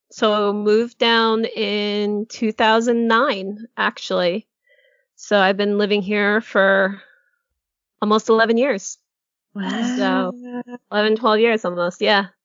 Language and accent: English; Connecticut, United States; moved away as an adult; also born or lived in Bangor, Maine; now in Orlando, United States; Yeah, Connecticut. I'm originally from New England, so oh. uh, Connecticut technically. Um, however, I did move from Maine because I was uh, I went to school in Maine in Bangor